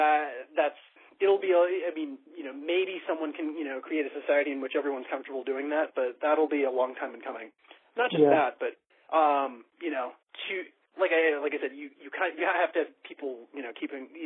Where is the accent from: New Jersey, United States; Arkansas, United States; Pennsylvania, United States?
Pennsylvania, United States; Pittsburgh; moved away; My hometown back in Pittsburgh